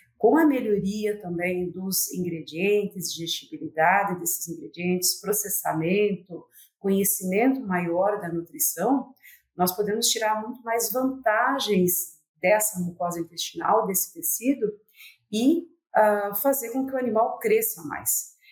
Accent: Palotina, Paraná, Brazil; a Universidade Federal do Paraná abriu o campus de Palotina, que é minha cidade natal, e acabei retornando à minha terra

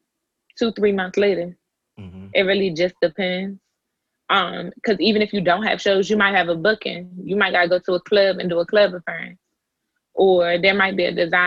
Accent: Fort Washington, Maryland, United States; I was raised in Fort Washington.

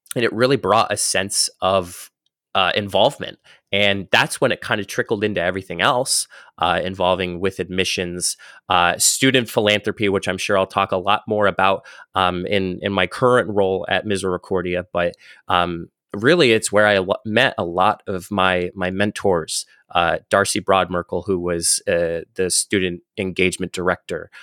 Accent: northeast Pennsylvania, United States; I was born in, uh, the northeast of Pennsylvania. So if anybody has a map, uh, of Pennsylvania, I was literally born in the top right-hand corner of the state

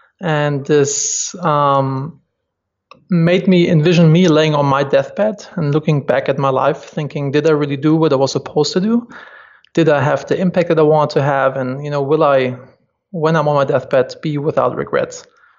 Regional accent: Germany; moved away as an adult; now in United States; I'm originally from Germany, and my big dream was always to move to the US and start a company there.

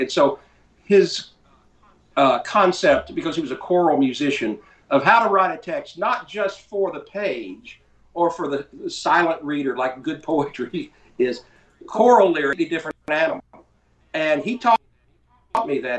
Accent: North Carolina, United States; also born or lived in Fort Lauderdale, Florida; now in Texas, United States; I, grew up in North Carolina. I live in Texas

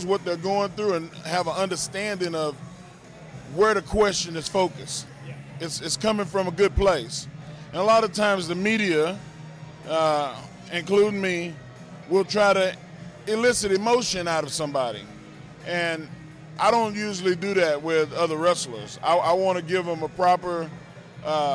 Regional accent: Silsbee, Texas, United States; I'm from Silsbee

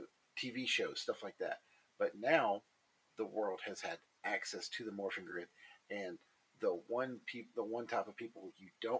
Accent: Sparta, Tennessee, United States; I'm from Sparta, Tennessee, middle of nowhere town

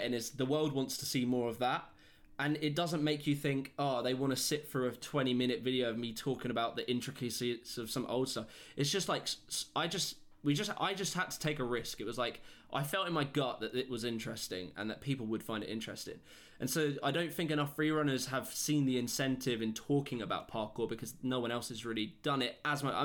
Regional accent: United Kingdom; I come from Britain

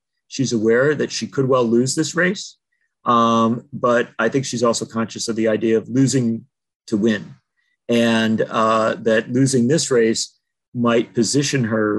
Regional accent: Madison, Wisconsin, United States; Liz Cheney was born in Madison, Wisconsin, my hometown

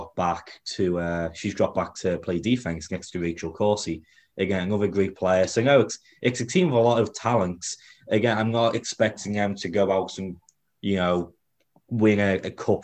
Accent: England, United Kingdom; now in Kansas City, United States; I'm English

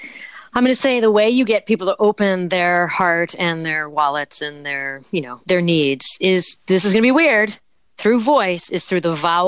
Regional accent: Martha's Vineyard, Massachusetts, United States; I'm a townie from Martha's Vineyard.

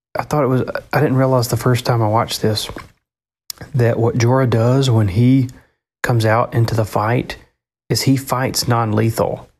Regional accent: the South, United States; accent: Southern; my Southern accent coming out

